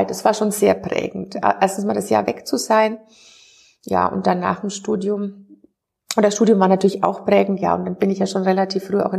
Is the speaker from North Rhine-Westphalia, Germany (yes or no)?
no; Bavaria, Germany; immer noch Bayern beziehungsweise Franken. Ich wohne immer noch in dem gleichen